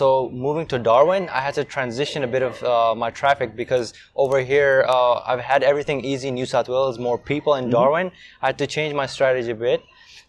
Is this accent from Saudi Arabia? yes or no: yes; Saudi Arabia; also born or lived in Pakistan; So I'm originally from Pakistan, but I was raised in Saudi Arabia.